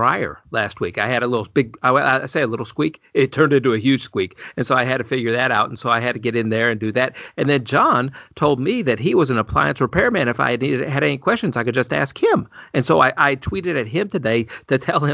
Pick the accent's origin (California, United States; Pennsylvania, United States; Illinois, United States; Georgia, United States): Illinois, United States; moved away; I grew up in Illinois